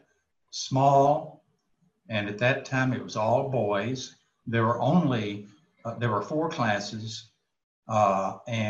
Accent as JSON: {"language": "English", "town": "Jonesboro", "region": "Arkansas", "country": "United States", "tie": "born or raised there", "moved": "as an adult", "lives_now": "Dallas, United States", "said": "I am originally from Arkansas, grew up in Arkansas, spent my entire life until I was 60 in Arkansas, and then moved to Dallas"}